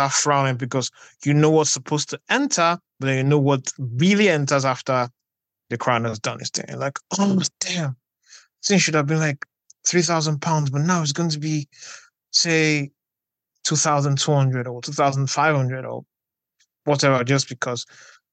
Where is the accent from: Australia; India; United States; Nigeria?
Nigeria; moved away as an adult; also born or lived in Delta State, Nigeria / Lagos, Nigeria; now in United Kingdom; I'm Nigerian and I'm a lawyer, writer, journalist, communications executive, and film critic.